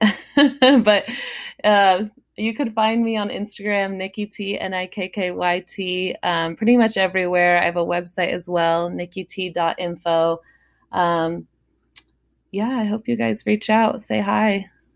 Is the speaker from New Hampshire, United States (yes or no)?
no; San Diego, California, United States; San Diego a lot 'cause that's my hometown